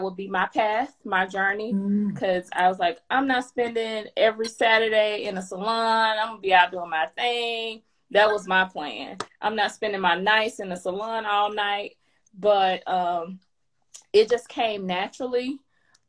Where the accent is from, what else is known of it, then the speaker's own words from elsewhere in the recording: Mississippi, United States; moved away as an adult; also born or lived in Chicago area, Illinois; now in Georgia, United States; I'm from Mississippi. I moved to the Chicago area to get married to my husband.